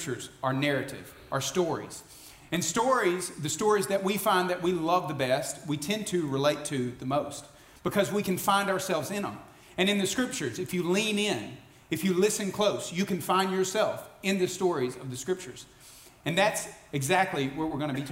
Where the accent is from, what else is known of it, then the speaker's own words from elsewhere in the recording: Alabama, United States; now in Kentucky, United States; I grew up in Alabama